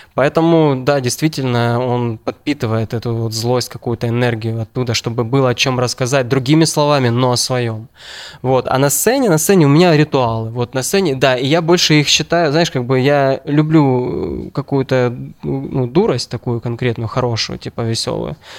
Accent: Ukraine

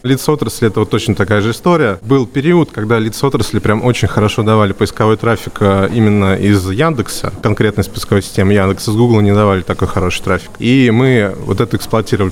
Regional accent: Voronezh, Voronezh Oblast, Russia; Я же из Воронежа

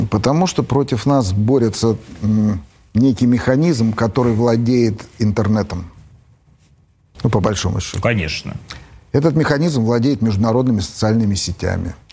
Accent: Russia; born there; Для меня есть Россия. Я родился в России.

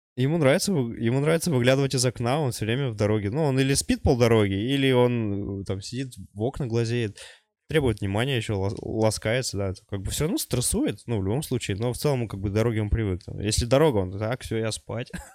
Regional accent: Sovetsky, Khanty-Mansi Autonomous Okrug, Russia; also born or lived in Czech Republic; now in Kazakhstan; в гости к себе туда на родину, на родной край Хмао Советский

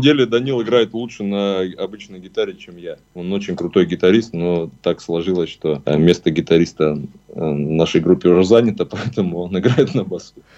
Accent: Siberia, Russia; мы из Сибири

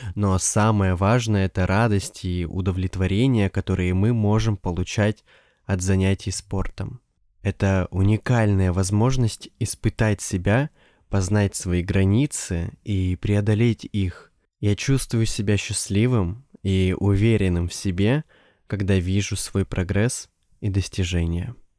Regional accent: Siberia, Russia; Я из Сибири, и у нас, по ощущениям, как будто полгода лежит снег

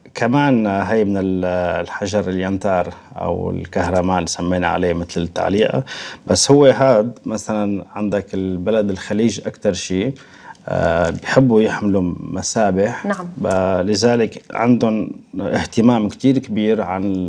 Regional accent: Syria; moved away as an adult; now in Moscow, Russia; الاصل سوريا

